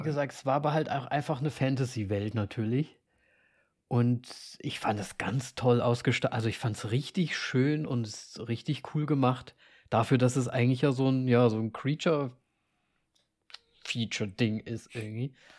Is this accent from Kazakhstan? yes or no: no; Austria; als Österreicher